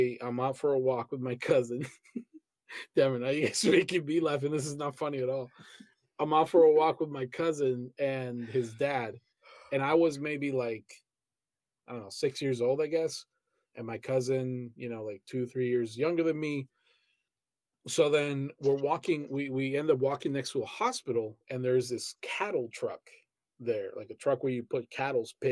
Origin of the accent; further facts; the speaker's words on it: Colombia; moved away; in Colombia, where I was born and raised